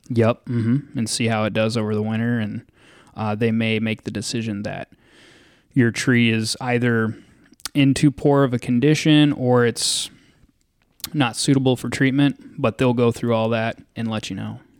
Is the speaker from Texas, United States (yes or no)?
yes; Dallas, Texas, United States; moved away as an adult; also born or lived in Western Colorado / Twin Cities, Minnesota; now in Farmington, United States; I'm originally from Dallas, Texas